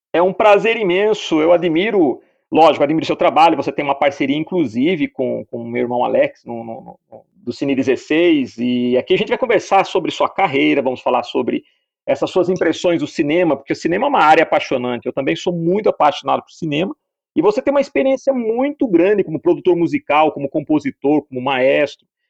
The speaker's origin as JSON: {"language": "Portuguese", "town": "Piracicaba", "region": "São Paulo", "country": "Brazil", "tie": "born or raised there", "moved": "yes", "said": "Eu também nasci em Piracicaba, fiquei em São Paulo"}